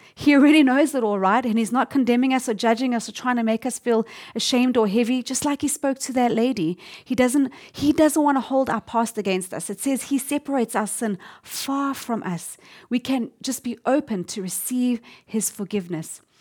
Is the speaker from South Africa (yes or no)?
yes; South Africa; now in Tokyo, Japan; I'm from South Africa, and my husband and I, we really love to go on a game safari trip whenever we go to visit our family there